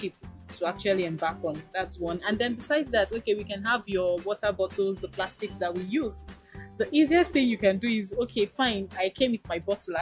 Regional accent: Nigeria; an informed Nigerian

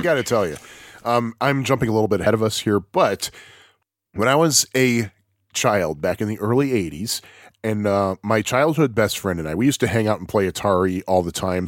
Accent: United States; I'm, I'm American

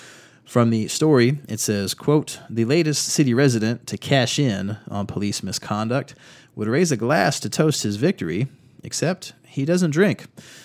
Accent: North Carolina, United States; Out of North Carolina, we've got a lot of stories in my home state.

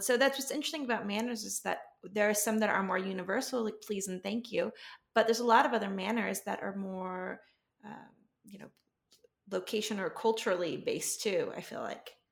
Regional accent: Texas, United States; moved away as an adult; now in California, United States; I grew up in Texas

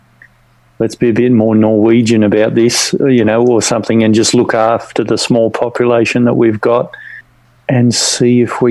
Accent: Australia; the way that we're not American is it's basically the same continental landmass with only 27 million people

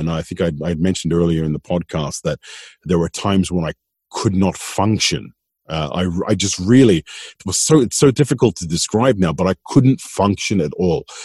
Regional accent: Sydney, New South Wales, Australia; moved away as an adult; also born or lived in Tasmania; now in Malta; I was I was brought up in Sydney, in Sydney, Australia.

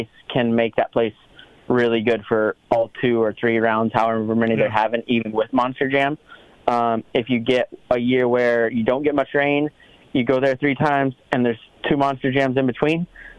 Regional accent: Southeast, United States; we grew up in the Southeast

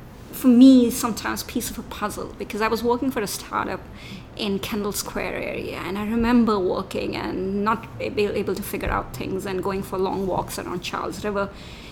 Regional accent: India; moved away; I grew up in India

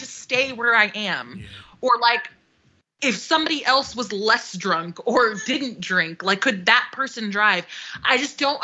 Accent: Connecticut, United States; growing up in Connecticut, there wasn't like cabs or taxis really.

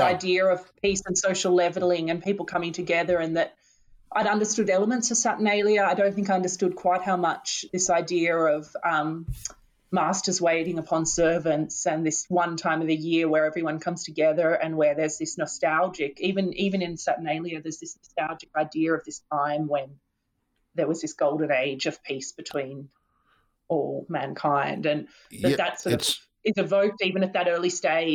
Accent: Australia; being an Australian, growing up in a country that is sweltering in high summer in Christmas

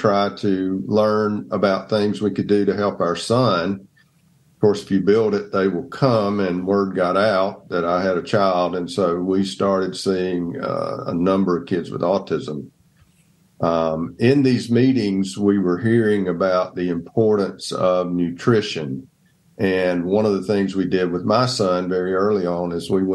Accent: Donalsonville, Georgia, United States; moved away as an adult; also born or lived in Atlanta, Georgia / Dothan, Alabama; I grew up in Donelsonville, Georgia

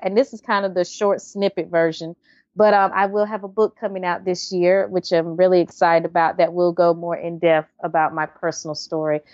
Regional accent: Wilson, North Carolina, United States; also born or lived in Raleigh, North Carolina; I'm originally from Wilson, North Carolina, um, Easton, North Carolina area.

